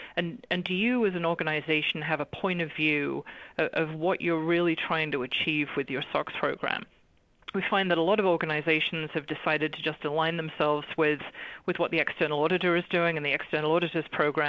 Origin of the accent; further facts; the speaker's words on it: England, United Kingdom; now in Los Angeles, United States; So you might be asking, why is an English girl talking about a US regulation? But the reality is I've been in the US for over 25 years now